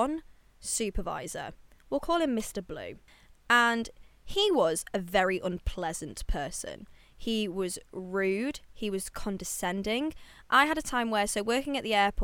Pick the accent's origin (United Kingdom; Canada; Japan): United Kingdom; I'm British